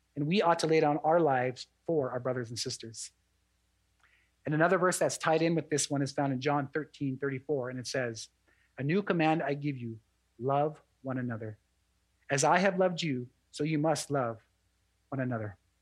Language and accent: English; Fort Belknap Indian Reservation, Montana, United States; I'm also an enrolled member of the Aani tribe out of Fort Belknap Indian Reservation